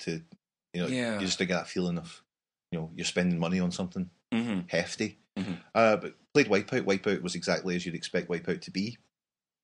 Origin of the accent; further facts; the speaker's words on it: Scotland, United Kingdom; being Scottish.